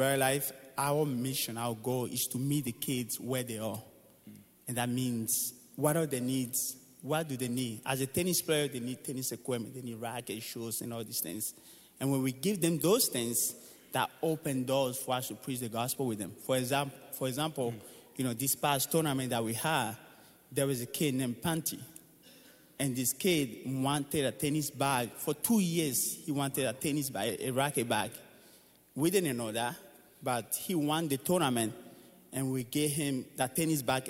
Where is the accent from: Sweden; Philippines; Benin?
Benin; moved away; I was born in Benin, Africa, and my dad was a tennis coach